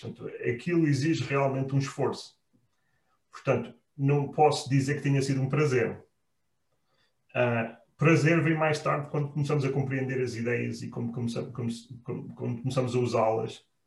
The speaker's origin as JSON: {"language": "Portuguese", "country": "Portugal", "moved": "as an adult", "said": "nós saímos de Portugal"}